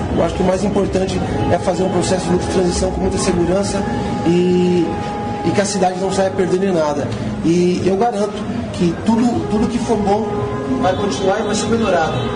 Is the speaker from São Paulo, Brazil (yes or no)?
yes; Mogi das Cruzes, São Paulo, Brazil; Nossa cidade